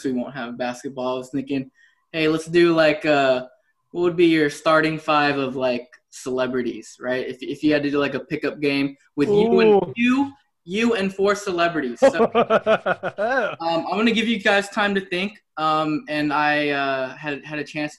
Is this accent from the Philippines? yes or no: yes; Philippines; I'm Filipino